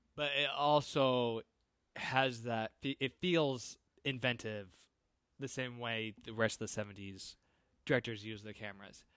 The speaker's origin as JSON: {"language": "English", "region": "Iowa", "country": "United States", "tie": "born or raised there", "said": "I grew up in Iowa, like, small towns"}